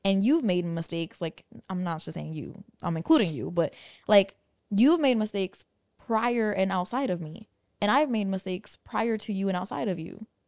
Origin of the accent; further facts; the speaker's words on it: New York, United States; moved away as an adult; where we grew up in New York